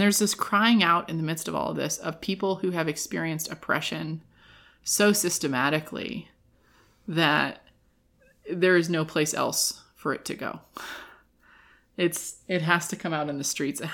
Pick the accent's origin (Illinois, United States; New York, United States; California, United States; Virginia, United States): California, United States; now in Reno, United States; when I was growing up in California